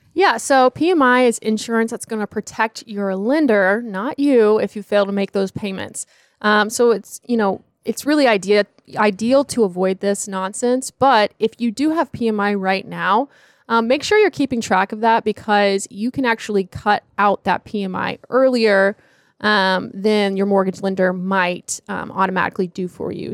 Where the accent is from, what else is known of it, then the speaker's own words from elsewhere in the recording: Charlotte, North Carolina, United States; I'm from the Charlotte area, studied at Clemson University